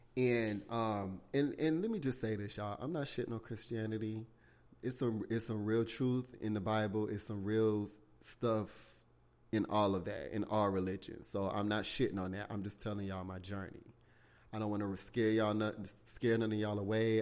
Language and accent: English; South Carolina, United States; born or raised there